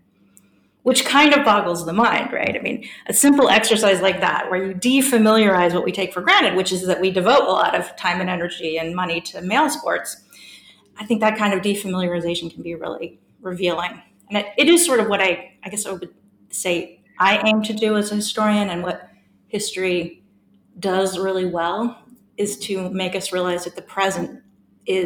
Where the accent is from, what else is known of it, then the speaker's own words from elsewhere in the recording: San Francisco, California, United States; moved away as an adult; also born or lived in Melbourne, Australia; now in Durham, United Kingdom; I'm an American by birth, and I grew up in the fabulous city of San Francisco